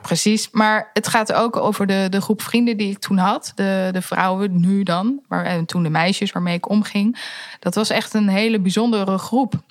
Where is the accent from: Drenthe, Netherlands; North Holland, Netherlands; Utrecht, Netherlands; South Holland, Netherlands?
South Holland, Netherlands; The Hague; mijn roots die liggen in Den Haag. Eh, een beetje richting Scheveningen